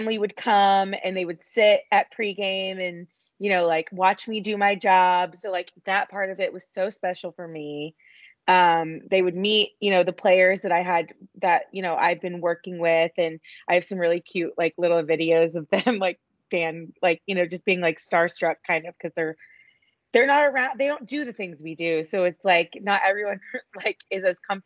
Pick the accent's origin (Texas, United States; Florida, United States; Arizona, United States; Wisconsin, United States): Texas, United States; Dallas; I'm from Dallas